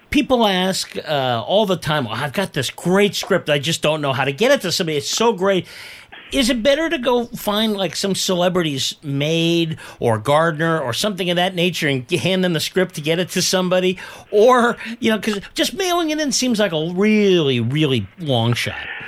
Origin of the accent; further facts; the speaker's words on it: San Francisco Bay Area, California, United States; I grew up in the San Francisco Bay Area